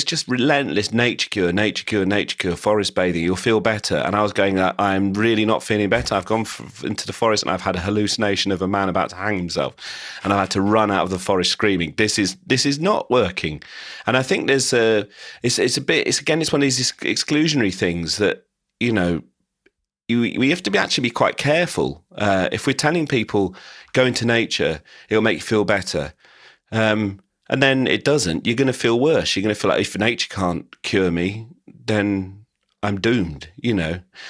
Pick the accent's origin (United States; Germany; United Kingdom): United Kingdom; England; You know, I'm English. I'm very English. I kind of like England a lot more than most people I know who hate the country. I quite like England.